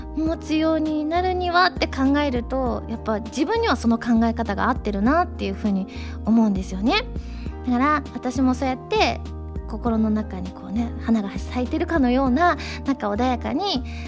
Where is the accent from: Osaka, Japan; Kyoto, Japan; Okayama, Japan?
Osaka, Japan; 東京と地元の大阪2か所